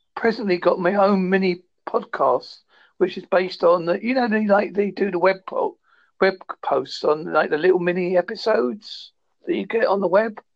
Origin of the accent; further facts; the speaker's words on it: United Kingdom; I'm British